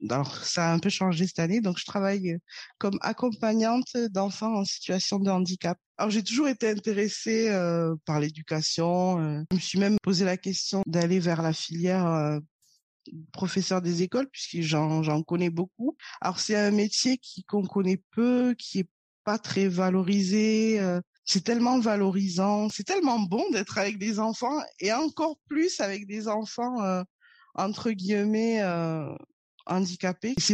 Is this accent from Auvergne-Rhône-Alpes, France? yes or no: no; Toulouse, Occitania, France; Je suis née et j'ai grandi à Toulouse, dans le sud de la France.